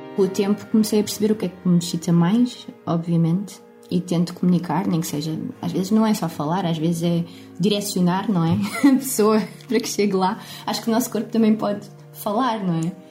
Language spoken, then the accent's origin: Portuguese; Lisbon, Portugal; sou de Lisboa